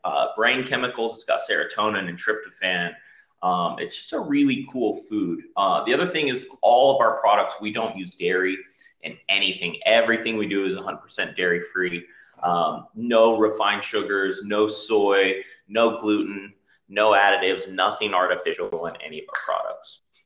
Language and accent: English; Utah, United States; moved away as an adult; I grew up in Utah, so I decided to come back here